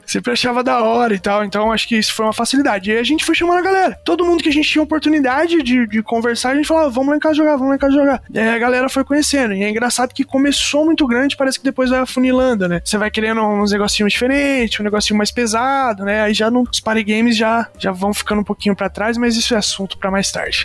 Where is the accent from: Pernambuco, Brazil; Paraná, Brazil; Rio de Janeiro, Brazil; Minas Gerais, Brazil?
Paraná, Brazil; interior of; nós somos do interior do Paraná